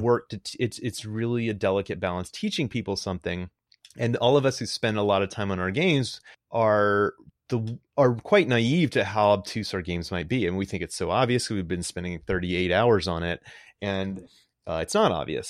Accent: Greenville, North Carolina, United States; moved away; was born in Greenville, North Carolina.

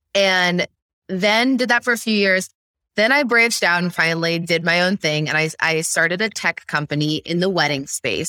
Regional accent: central Illinois, United States; I grew up in the Midwest. I'm from central Illinois, small town, very rural

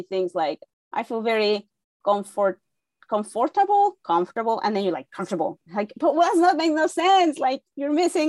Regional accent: Mexico City, Mexico; moved away as an adult; now in United States; I am born and raised in Mexico City. During my first year in journalism school in college in Mexico City

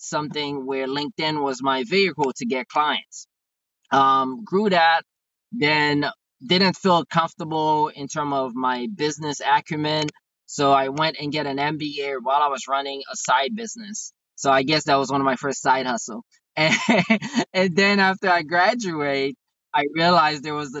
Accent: Haiti; English is a second language; now in United States; I'm originally from Haiti. I came to the States around July 7th, 1999

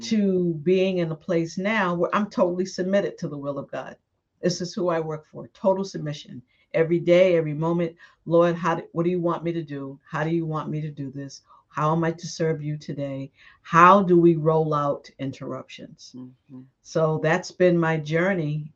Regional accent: Boston, Massachusetts, United States; moved away as an adult; also born or lived in Brooklyn, New York / Washington, D.C.; I grew up in Boston, and after high school in Boston

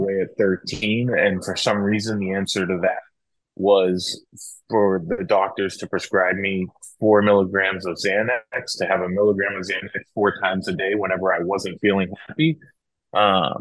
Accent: Franklin, Massachusetts, United States; moved away as an adult; also born or lived in Atlanta / Texas; I grew up, born and raised in Franklin, Massachusetts

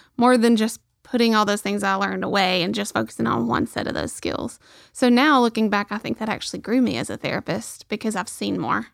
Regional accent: Rainsville, Alabama, United States; my hometown

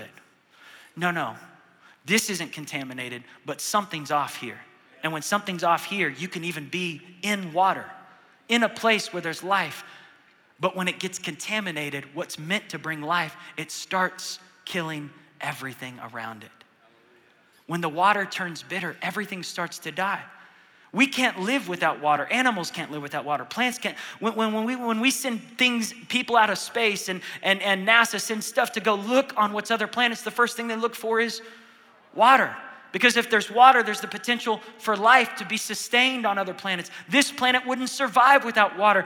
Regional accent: Tulsa, Oklahoma, United States; Tulsa, Oklahoma

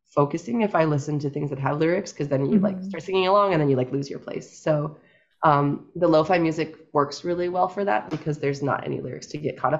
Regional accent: Ames, Iowa, United States; now in New York, United States; I grew up in Ames, Iowa, which is definitely, I think, what most people in New York would consider the countryside.

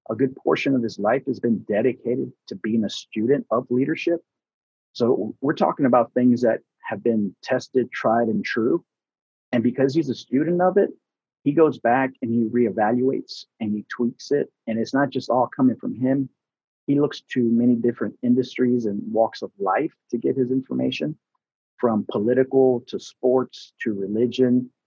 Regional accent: Texas, United States; I'm originally from Texas, and so we lost, uh, you know, I lost my grandmothers.

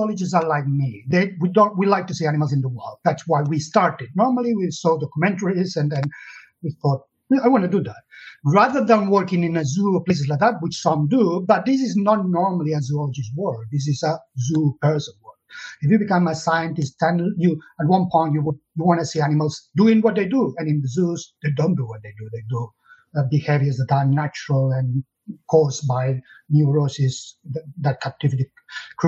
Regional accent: Catalonia, Spain; English is a second language; moved away as an adult; now in United Kingdom; I was born in Catalonia in the south of Europe and in the 60s

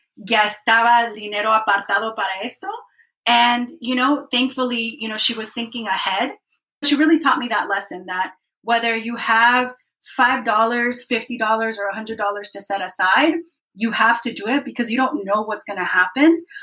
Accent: Dallas, Texas, United States; I came to this country when I was six years old as an undocumented kid. I grew up in Dallas and which was great. Dallas, Texas is my hometown

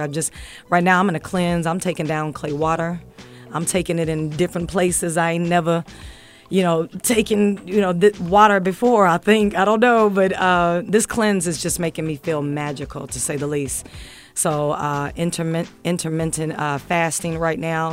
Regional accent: Evansville, Indiana, United States; moved away; also born or lived in Louisville, Kentucky; I'm coming from Louisville, Kentucky, and I was born in Evansville, Indiana

